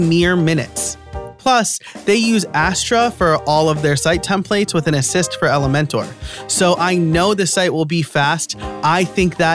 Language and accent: English; New York, United States; now in Pennsylvania, United States; I live in Pennsylvania, I am born and raised in New York.